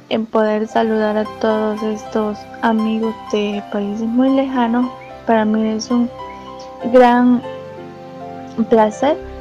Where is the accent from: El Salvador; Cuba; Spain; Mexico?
El Salvador; Soy de El Salvador